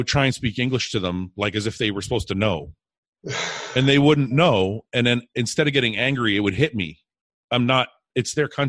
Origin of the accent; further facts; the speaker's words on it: Canada; I was born here in Canada.